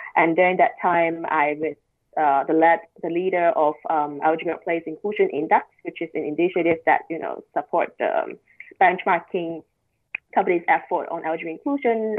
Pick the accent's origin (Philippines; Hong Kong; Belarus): Hong Kong; moved away as an adult; now in Shanghai, China; growing up in Hong Kong, growing up in a traditional Chinese family